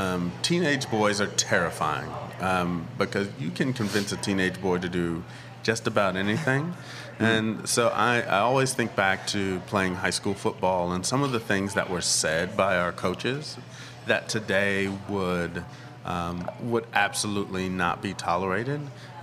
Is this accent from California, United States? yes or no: yes; Southern California, United States; I grew up in Southern California.